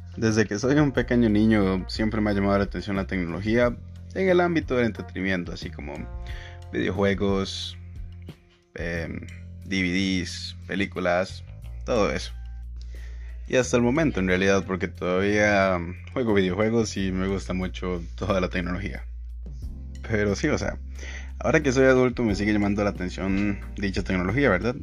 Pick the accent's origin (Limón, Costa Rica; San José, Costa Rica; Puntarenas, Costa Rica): San José, Costa Rica; San Francisco de Dos Ríos; soy de San Francisco de Ríos